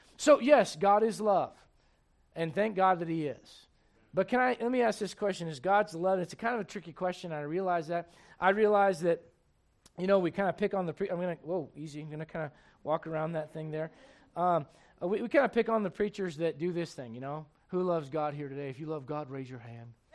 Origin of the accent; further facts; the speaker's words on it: United States; I'm an American